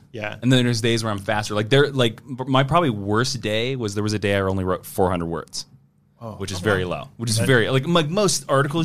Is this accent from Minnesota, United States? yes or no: no; Kansas, United States; I'm from Kansas